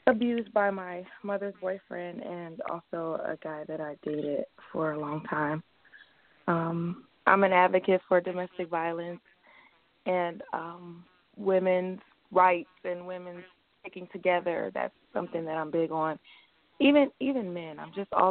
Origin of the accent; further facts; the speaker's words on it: Cleveland, Ohio, United States; now in Tampa, United States; I'm originally from Cleveland. I am currently residing in Tampa.